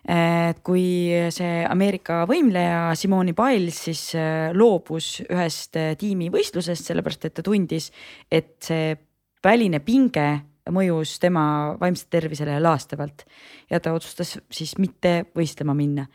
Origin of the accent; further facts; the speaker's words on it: Rõuge, Võru County, Estonia; mina olen ka Lõuna-Eestist, ma olen Rõugest pärit